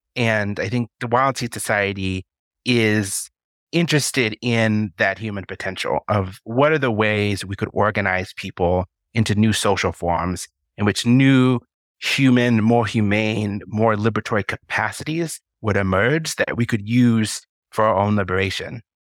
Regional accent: Colorado, United States; I was born in Colorado and currently reside in Colorado Springs, Colorado

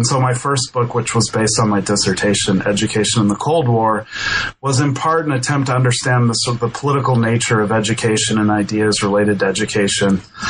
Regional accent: Denver, Colorado, United States; So I grew up in Denver, and I went to University of New Mexico.

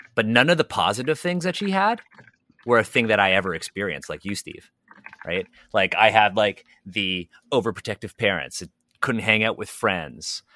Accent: Toronto, Ontario, Canada; I was born and raised in Toronto

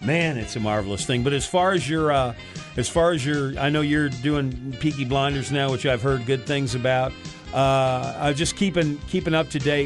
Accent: Illinois, United States; born or raised there; moved away

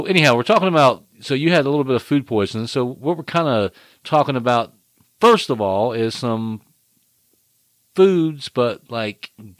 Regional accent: Florida, United States; I'm from Florida.

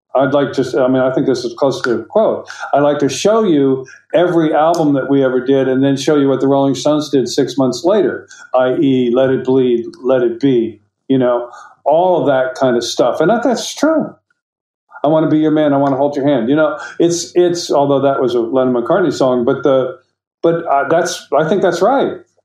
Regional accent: United States; I'm an American

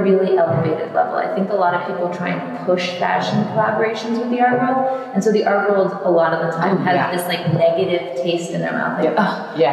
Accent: New York, United States; being a New Yorker

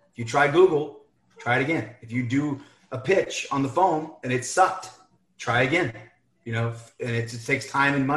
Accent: Orlando, Florida, United States; I grew up in Orlando

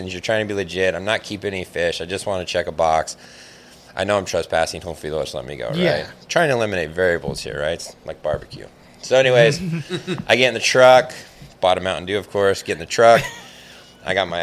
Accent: California, United States; I'm from California

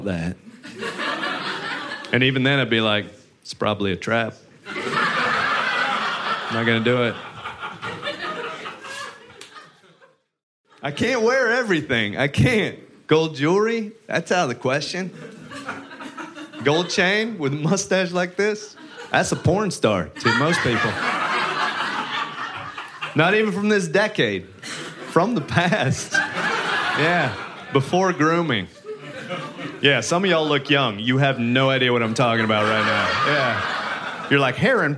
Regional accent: Texas, United States; I grew up religious in Texas.

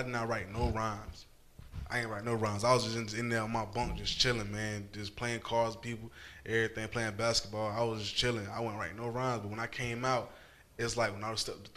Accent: Jacksonville, Florida, United States; where I grew up in Jacksonville, Florida. I grew up in Moncrief

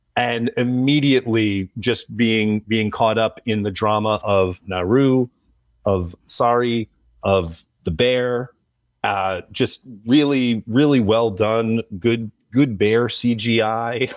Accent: United States; as an American viewer

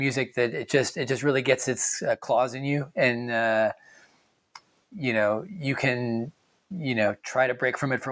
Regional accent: just outside of Hartford, Connecticut, United States; I'm from just outside of Hartford.

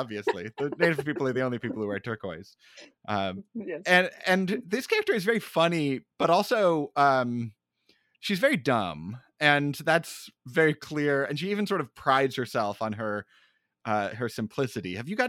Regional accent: Phoenix, Arizona, United States; Yeah, I'm from Phoenix, really

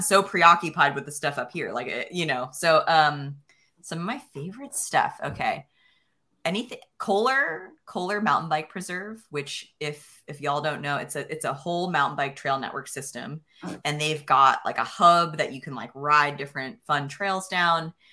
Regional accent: Pennsylvania, United States; moved away as an adult; also born or lived in central New York / Idaho; now in Bentonville, United States; I grew up in Pencil, Pennsylvania

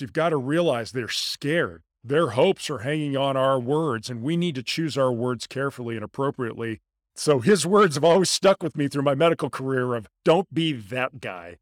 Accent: La Jolla, California, United States; moved away as an adult; also born or lived in Houston, Texas; I grew up in La Jolla, California. It's a small suburb of San Diego

